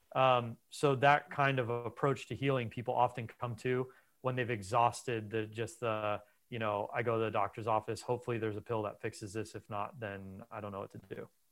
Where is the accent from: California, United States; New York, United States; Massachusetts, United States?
California, United States; Los Angeles; I was raised in Los Angeles